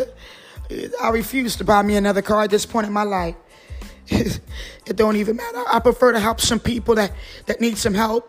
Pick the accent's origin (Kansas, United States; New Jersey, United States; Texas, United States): New Jersey, United States; also born or lived in Trinidad; now in North Carolina, United States; born in Trinidad and raised in Jersey